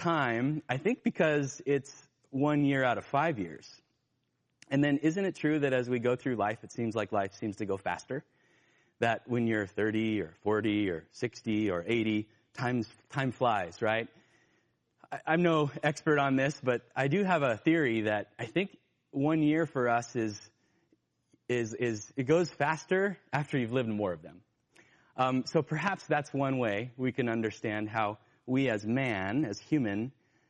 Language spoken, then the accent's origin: English; Northern California, United States; I grew up in Northern California, and there were rice fields around us